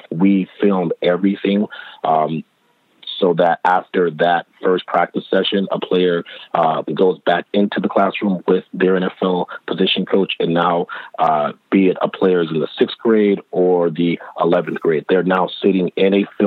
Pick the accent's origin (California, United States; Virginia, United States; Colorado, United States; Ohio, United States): California, United States; Los Angeles; being born and raised in Los Angeles, I'm a West Coast guy